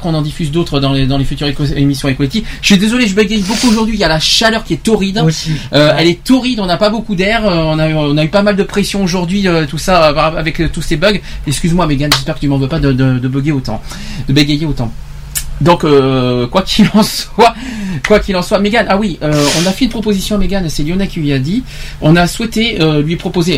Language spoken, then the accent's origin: French; France; chez nous en France